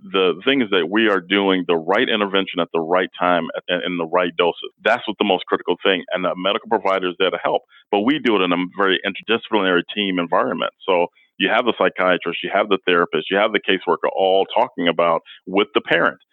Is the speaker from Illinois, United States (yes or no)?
yes; Chicago, Illinois, United States; now in Cedar Rapids, United States; I grew up in Chicago